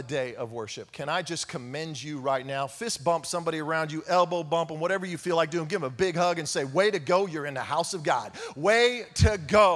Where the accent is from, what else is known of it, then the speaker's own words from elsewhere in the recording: Oklahoma, United States; we're all from Oklahoma